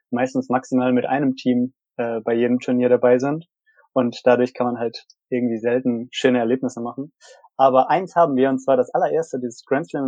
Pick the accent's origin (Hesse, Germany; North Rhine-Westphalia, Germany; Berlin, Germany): North Rhine-Westphalia, Germany; Aachen; auch mal ein bisschen als, als Community, als Aachener